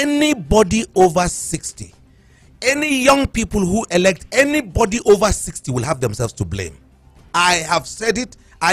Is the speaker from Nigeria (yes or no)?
yes; Plateau, Nigeria; I'm a Biron first before I'm a Nigerian